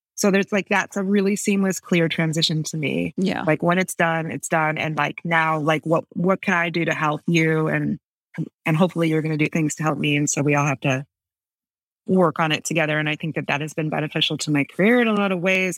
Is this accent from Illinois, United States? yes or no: yes; Buffalo Grove, Illinois, United States; also born or lived in New York; now in New Orleans, United States; I grew up in Buffalo Grove